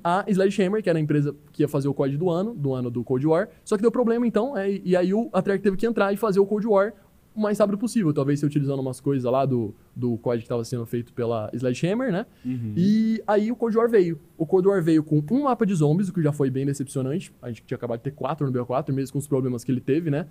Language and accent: Portuguese; Campo Grande, Mato Grosso do Sul, Brazil; não sou de Cuiabá, mano. Eu sou de Campo Grande